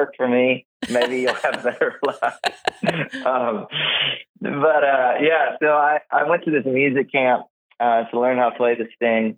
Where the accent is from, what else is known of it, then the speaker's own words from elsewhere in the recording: South Georgia, United States; I grew up in South Georgia with all the rednecks down there.